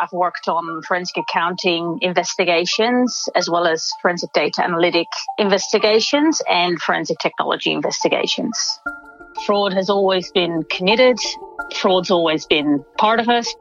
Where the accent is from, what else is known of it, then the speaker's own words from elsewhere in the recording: Netherlands; now in Australia; I'm from the Netherlands. You might pick up an accent.